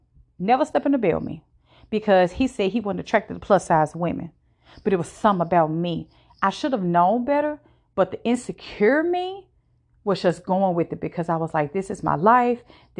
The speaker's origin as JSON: {"language": "English", "region": "Virginia", "country": "United States", "said": "Now, I am not from the state that I currently live in. I am from Virginia."}